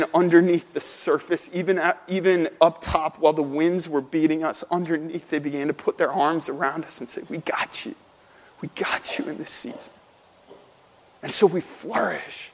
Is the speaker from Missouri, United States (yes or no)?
yes; St. Louis, Missouri, United States; also born or lived in Lebanon, Pennsylvania; now in Drexel Hill, United States; growing up in St. Louis at my home church, at Hope Church in St. Louis